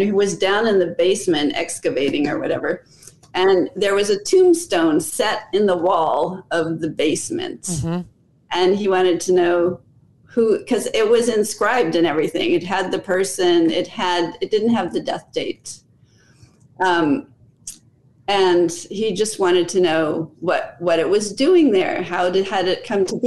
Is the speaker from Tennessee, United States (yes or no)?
no; Los Angeles, California, United States; I'm from Los Angeles. There's a big Church of Latter-day Saints genealogy center there, a big library. And I used to ride there on my bike.